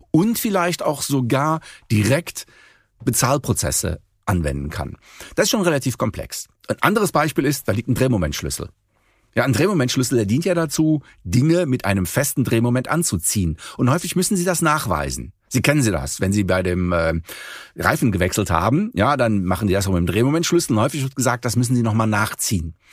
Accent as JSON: {"language": "German", "town": "Cologne", "region": "North Rhine-Westphalia", "country": "Germany", "said": "Sagen wir so, Sie kommen aus Düsseldorf, ich komme aus Köln."}